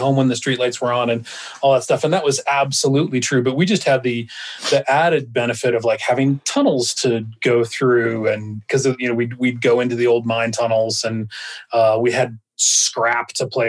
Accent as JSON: {"language": "English", "town": "Jerome", "region": "Arizona", "country": "United States", "tie": "born or raised there", "also_born_or_lived": "Nevada", "said": "I grew up a little bit strangely, or I grew up in a unique place. I grew up in Jerome, Arizona, this little town of 400 people stuck on the side"}